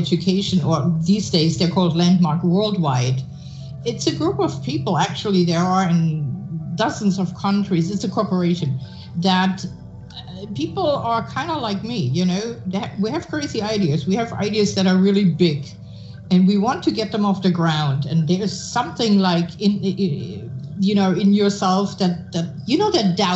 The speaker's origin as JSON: {"language": "English", "country": "Germany", "moved": "yes", "lives_now": "United States", "said": "I'm a German citizen, right? So besides being an American for a long time now, but here in America"}